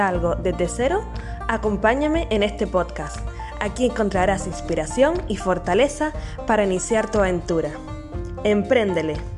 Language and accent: Spanish; Canary Islands, Spain; nacida en Canarias